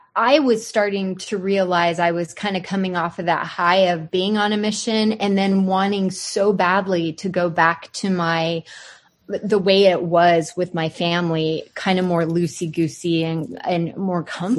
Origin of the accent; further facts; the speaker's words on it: San Francisco / Northern California, United States; also born or lived in El Paso, Texas; I moved from El Paso, living with my grandparents, to San Francisco